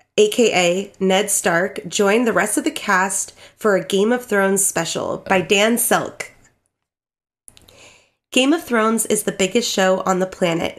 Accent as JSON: {"language": "English", "region": "Scotland", "country": "United Kingdom", "said": "Hey, so am I."}